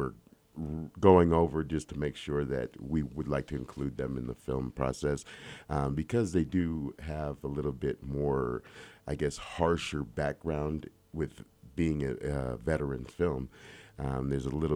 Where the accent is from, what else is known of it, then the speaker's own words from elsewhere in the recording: Los Angeles, California, United States; I'm not from Utah. I'm actually out of Los Angeles.